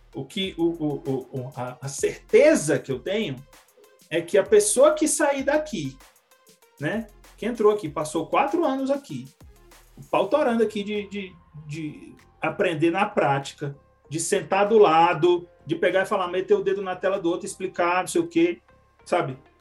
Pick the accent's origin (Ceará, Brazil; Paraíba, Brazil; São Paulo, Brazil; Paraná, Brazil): Ceará, Brazil; now in São José dos Campos, Brazil; vem lá do, do, do Ceará, que é o minha terra natal